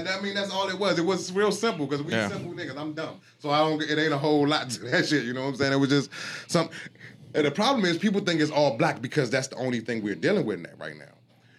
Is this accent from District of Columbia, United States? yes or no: yes; Washington, District of Columbia, United States; moved away; I'm from the District of Columbia